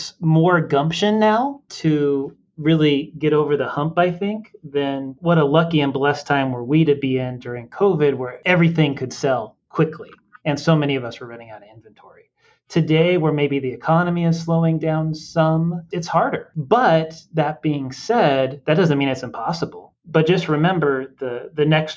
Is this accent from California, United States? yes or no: yes; Southern California, United States; moved away; I was raised in Southern California, right? So I went to high school down there